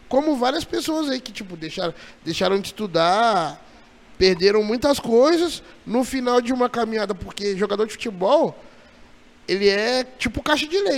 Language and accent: Portuguese; Juiz de Fora, Minas Gerais, Brazil; now in Jundiaí, Brazil; eu sou de Juiz de Fora.